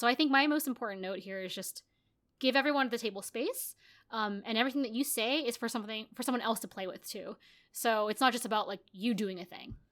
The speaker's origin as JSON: {"language": "English", "country": "United States", "tie": "born or raised there", "also_born_or_lived": "Japan / Los Angeles", "said": "I'm American, I grew up in America, uh, even though I'm Asian"}